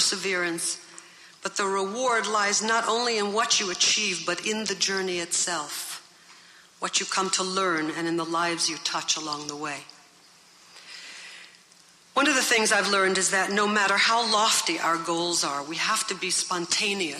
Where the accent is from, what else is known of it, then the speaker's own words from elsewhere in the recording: New York City, New York, United States; When I was very young, growing up in Brooklyn